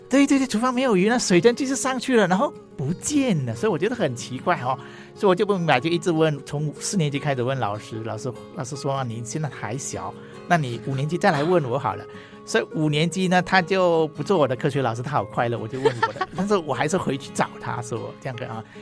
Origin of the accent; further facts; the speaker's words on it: Ipoh, Perak, Malaysia; first language Hakka; Chinese is a second language; now in Taiwan; 我是马来西亚人哈，那我小学的时候就是，呃，学中文的学校